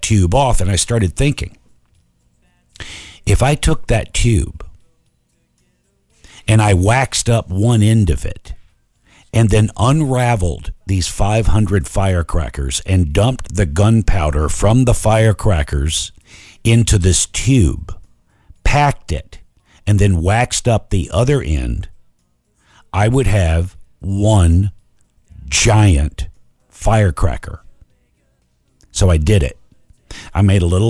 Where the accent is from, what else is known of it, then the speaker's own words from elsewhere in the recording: Alabama, United States; I was raised in Alabama